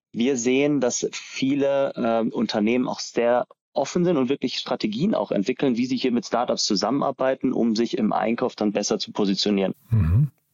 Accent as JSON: {"language": "German", "town": "Ulm", "region": "Baden-Württemberg", "country": "Germany", "also_born_or_lived": "Darmstadt", "said": "ich komme aus Ulm"}